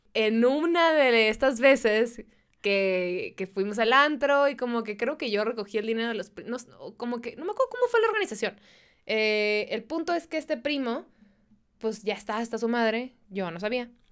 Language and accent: Spanish; Mexicali, Baja California, Mexico; first language Spanish